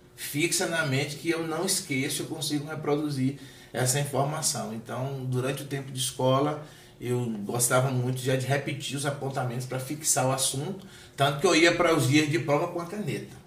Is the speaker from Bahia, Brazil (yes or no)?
yes; Salvador, Bahia, Brazil; moved away as an adult; also born or lived in Alagoinhas, Bahia, Brazil; now in Brasília, Brazil; Salvador, né, onde eu cresci